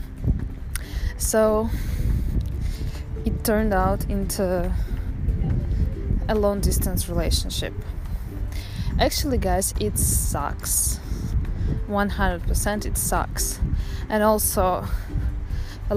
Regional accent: Saint Petersburg, Russia; moved away as an adult; now in Netherlands; I found myself in the Netherlands, because I'm from St. Petersburg. It's a huge and marvelous city in Russia.

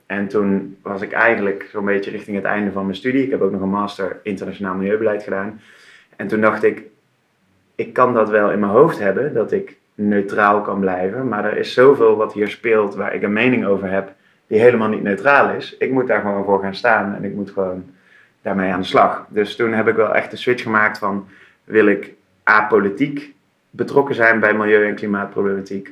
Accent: Tilburg, North Brabant, Netherlands; moved away as an adult; now in Utrecht, Netherlands; Ik kom oorspronkelijk uit Tilburg. Daar ben ah. ik eh, geboren en getogen. Dat is misschien in een tongval nog een beetje te herkennen.

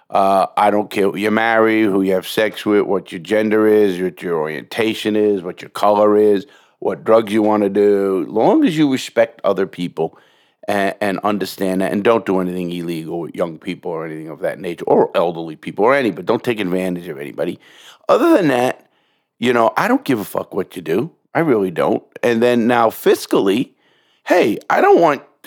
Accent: New York City, New York, United States; I grew up in New York City in the Bronx, in Brooklyn

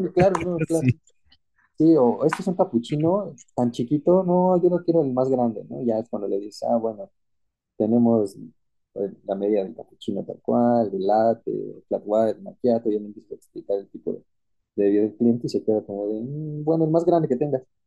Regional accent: Mexico

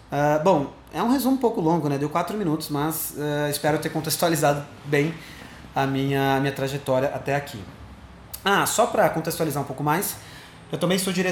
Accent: Sorocaba, São Paulo, Brazil; quando eu falo que eu sou aqui de Sorocaba, caraca, não sabia que você era daqui. Bom, eu moro aqui há um bom tempo, é, eu tenho 28 anos, eu sou formado em publicidade aqui em Sorocaba mesmo.

